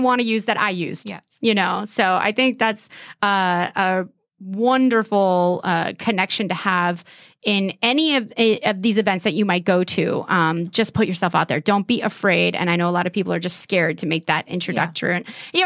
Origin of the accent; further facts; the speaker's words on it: California, United States; now in Erie, United States; I'm from California